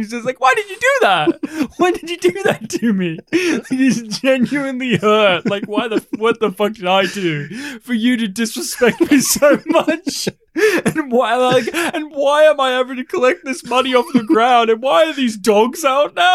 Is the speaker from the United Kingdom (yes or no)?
no; Australia; my hometown in rural Australia